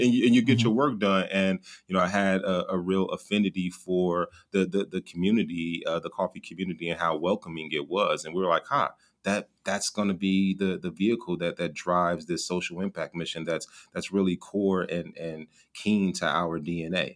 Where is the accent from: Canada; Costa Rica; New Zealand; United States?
United States; Gary, Indiana; also born or lived in Bloomington, Indiana; born and raised uh, about 30 minutes outside of Chicago uh, in, in, a small city uh, called Gary, Indiana.